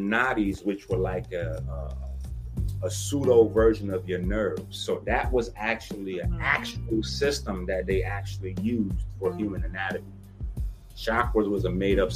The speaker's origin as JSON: {"language": "English", "town": "New York City", "region": "New York", "country": "United States", "said": "I'm from the Bronx"}